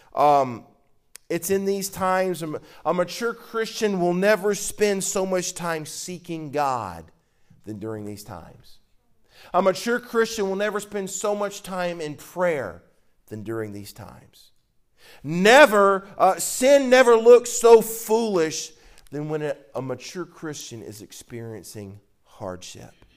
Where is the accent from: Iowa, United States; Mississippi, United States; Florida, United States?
Mississippi, United States; I'm from Mississippi